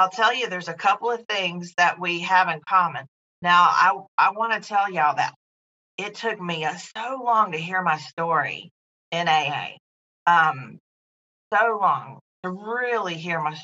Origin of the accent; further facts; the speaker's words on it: North Carolina, United States; also born or lived in California; I was born and raised in North Carolina